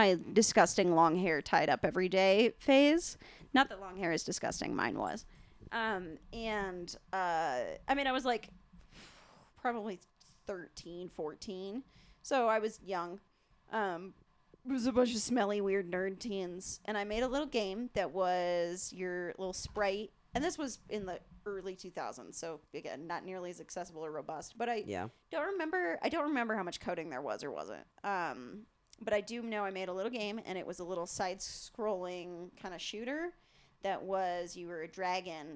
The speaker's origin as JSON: {"language": "English", "town": "Centennial", "region": "Colorado", "country": "United States", "tie": "born or raised there", "said": "I grew up in Centennial"}